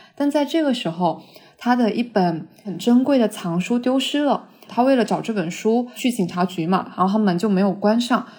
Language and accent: Chinese; southern China, China; 我是个南方人